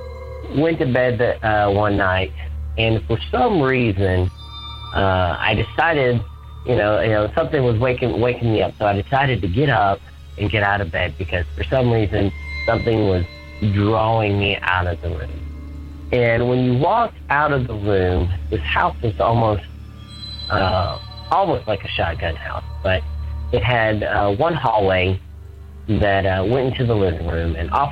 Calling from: Atlanta, Georgia, United States; I'm calling from Atlanta, Georgia.

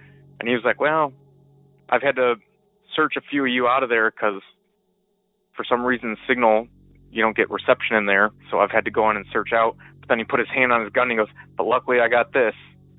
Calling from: Michigan, United States; I am calling from Michigan.

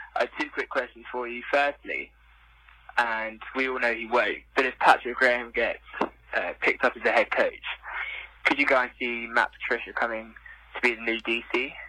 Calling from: London, United Kingdom; I'm calling from London, um, England, in my bedroom.

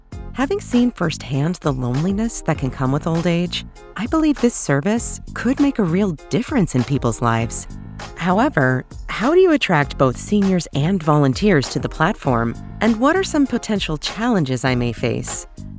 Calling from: Saskatoon, Saskatchewan, Canada; I'm calling from Saskatoon, Canada.

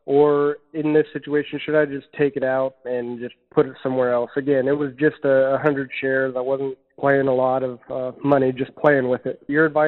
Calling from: Marion, Ohio, United States; Hello, I'm … from Marion, Ohio.

